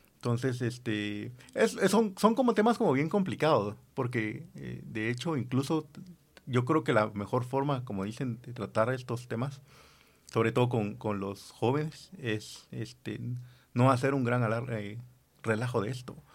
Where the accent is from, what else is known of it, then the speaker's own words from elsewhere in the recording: Guatemala; como, como sociedad guatemalteca